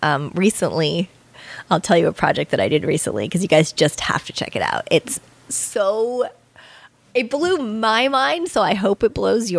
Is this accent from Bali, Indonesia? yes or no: yes; Bali, Indonesia; I grew up in Bali, yeah, a lot.